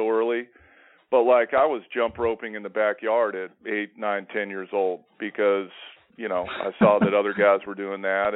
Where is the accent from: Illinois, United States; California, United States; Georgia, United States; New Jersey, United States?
California, United States; Simi Valley; I used to live growing up in Simi Valley, California